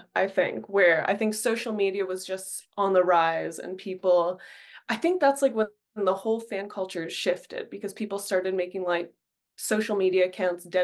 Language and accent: English; Toronto, Ontario, Canada; I grew up in Etobicoke, literally 30-minute drive away, not that far